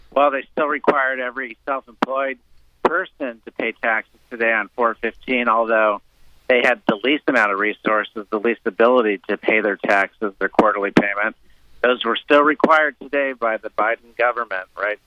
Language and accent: English; Cuba; now in South Florida, United States; we came from Cuba